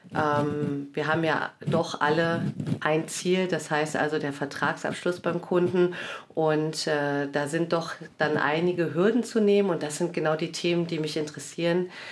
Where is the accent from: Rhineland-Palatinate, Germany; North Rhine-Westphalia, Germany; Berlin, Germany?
North Rhine-Westphalia, Germany; Cologne; moved away as an adult; now in Wiesbaden, Germany; Ich bin äh, in Köln geboren und aufgewachsen, bin Halbitalienerin